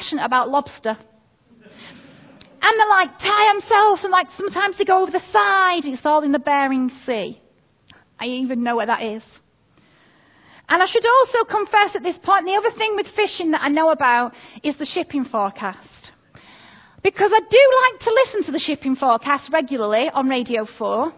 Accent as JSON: {"language": "English", "town": "Manchester", "region": "North West England", "country": "United Kingdom", "tie": "born or raised there", "also_born_or_lived": "Derby / North Wales", "moved": "yes", "lives_now": "Chellaston, United Kingdom", "said": "I grew up in North Manchester"}